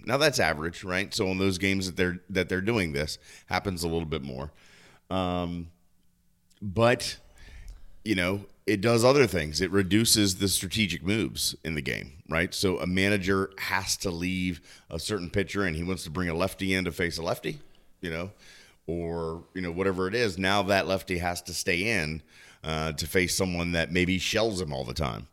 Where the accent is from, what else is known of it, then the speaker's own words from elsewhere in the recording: Southern Maryland, United States; moved away; my hometown back in Maryland, the Southern Maryland Blue Crabs